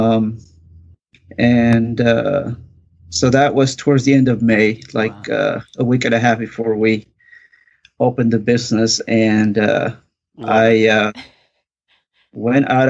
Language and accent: English; Mexico; moved away; I'm originally from Mexico. My father was a builder. So I grew up helping him, doing all that kind of work